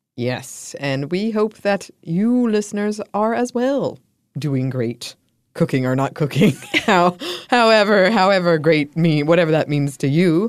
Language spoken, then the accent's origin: English; United States; being an American